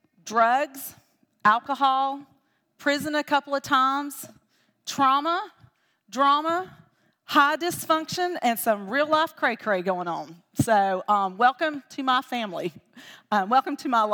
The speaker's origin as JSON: {"language": "English", "town": "Dothan", "region": "Alabama", "country": "United States", "tie": "born or raised there", "said": "I was born here in Dothan. I am a Dothanite, and I lived here until I was about 12."}